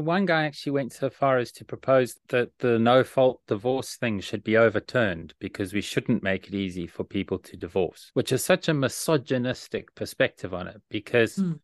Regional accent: South Africa; Lee and I share a common experience, which is growing up in South Africa during the 1980s

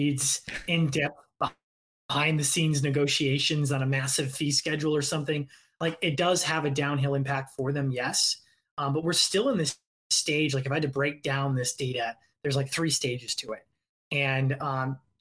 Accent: Indiana, United States; now in Los Angeles, United States; I'm originally from Indiana

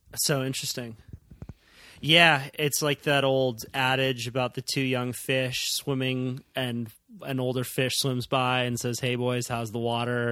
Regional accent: Santa Cruz, California, United States; where I grew up in Santa Cruz

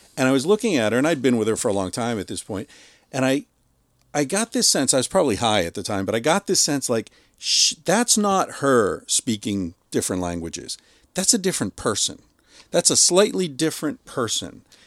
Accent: Beaver Falls, Pennsylvania, United States; I grew up in Beaver Falls

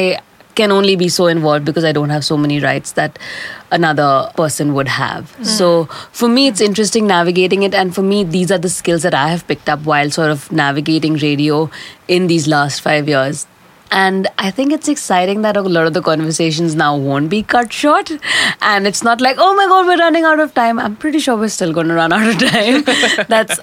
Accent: India; moved away as an adult; now in Australia; I'm originally from India, and I've been living and working in Australia, in so-called Australia, for the last 5, 6, 7 years now

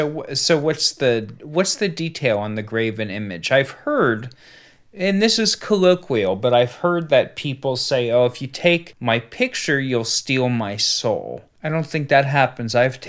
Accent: Southern Ohio, United States; I grew up in Southern Ohio. I didn't grow up in Amish country.

